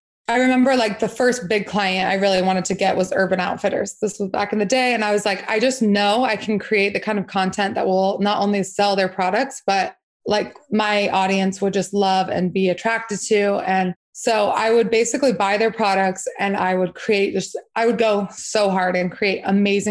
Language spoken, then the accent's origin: English; Salt Lake City, Utah, United States; I grew up in Salt Lake City, Utah.